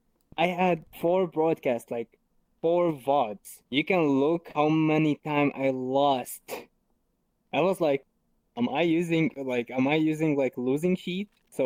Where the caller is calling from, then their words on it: Germany; I'm calling you from Germany to America.